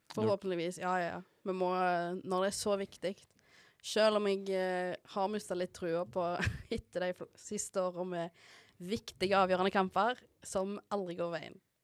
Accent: Haugesund, Rogaland, Norway; Jeg er jo fra Haugesund

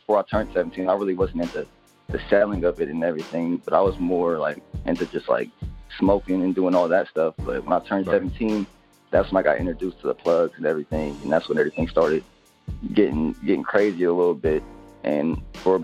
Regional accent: Ohio, United States; also born or lived in Orlando, Florida / Columbus, Ohio; I was born in Columbus, Ohio, but I was raised in Orlando, Florida. And I moved back to Ohio when I was 7 or 8 around the time my dad passed away. And I lived here ever since

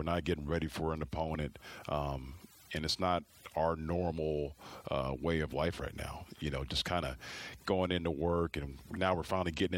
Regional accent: Dallas, Texas, United States; moved away as an adult; also born or lived in Las Vegas, Nevada / Sacramento, California; now in Missoula, United States; growing up in Dallas and being in Vegas and Sacramento

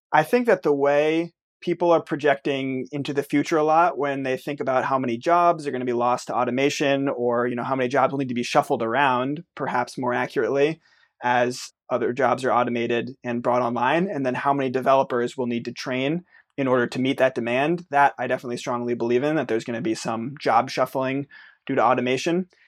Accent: United States; I'm an American

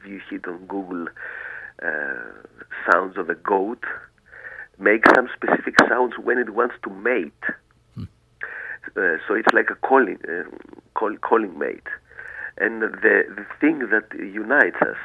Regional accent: Greece; English is a second language; I'm from Greece. I was born here. I live in the island of Santorini.

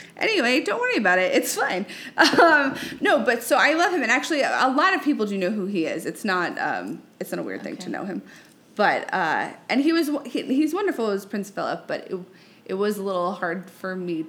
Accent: United Kingdom; I'm British.

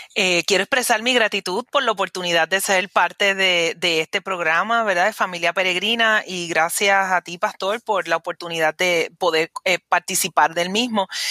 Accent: Caguas, Puerto Rico; de Caguas, mi pueblo

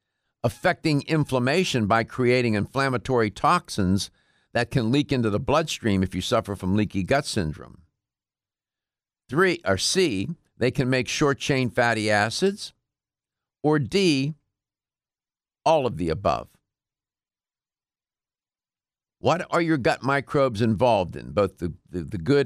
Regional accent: Pittsburgh, Pennsylvania, United States; I'm from Pittsburgh, but it's on the other side of the state

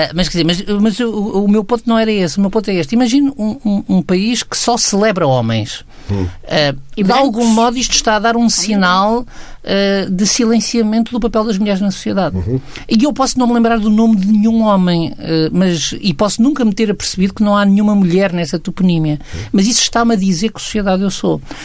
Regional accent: Aveiro, Centro, Portugal; eu nasci em Aveiro

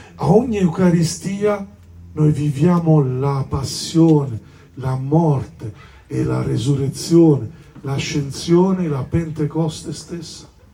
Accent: Sicily, Italy; sono del sud, no? sono siciliano

